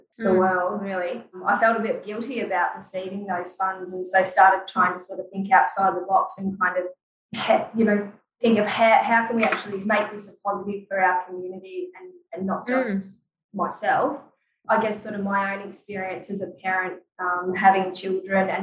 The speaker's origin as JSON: {"language": "English", "town": "Shepparton", "region": "Victoria", "country": "Australia", "tie": "born or raised there", "moved": "as an adult", "lives_now": "Weipa, Australia", "said": "We moved from Victoria. I grew up in Shepparton"}